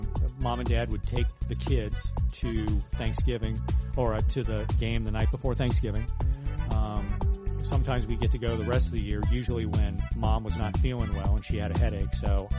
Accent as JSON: {"language": "English", "town": "Huber Heights", "region": "Ohio", "country": "United States", "tie": "born or raised there", "said": "I grew up in Huber Heights"}